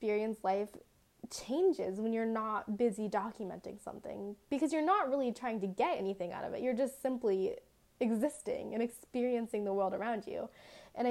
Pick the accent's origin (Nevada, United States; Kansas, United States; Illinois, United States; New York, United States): Nevada, United States; Las Vegas; I tell everyone I'm from Las Vegas, but like truly I live in like the suburb of Vegas, which is like 10 minutes away from the actual city